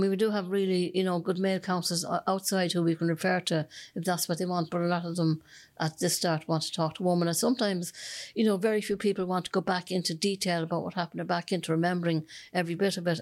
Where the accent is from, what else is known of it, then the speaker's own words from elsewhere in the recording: Dublin, Leinster, Ireland; now in Cork, Ireland; I'm originally from Dublin